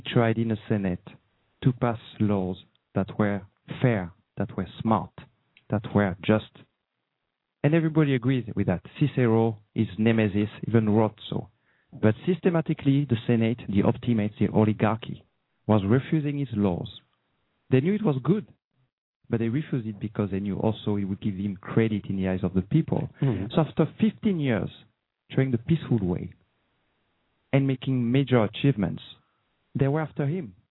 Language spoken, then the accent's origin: English; France; accent: slight French; English is a second language; I have a slight French accent. So I'm from France